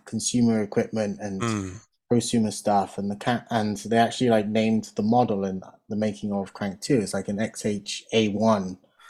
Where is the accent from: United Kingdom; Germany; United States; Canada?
United Kingdom; Swindon, South West England; moved away as an adult; also born or lived in London; And then I moved to London to seek my fame and fortune because there wasn't a huge amount going on in my hometown. So I come from Swindon.